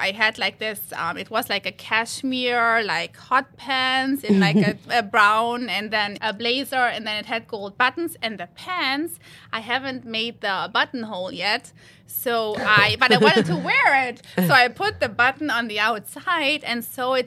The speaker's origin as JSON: {"language": "English", "town": "Cologne", "region": "North Rhine-Westphalia", "country": "Germany", "second_language": "English", "moved": "yes", "lives_now": "United States", "said": "I'm from the Cologne area originally."}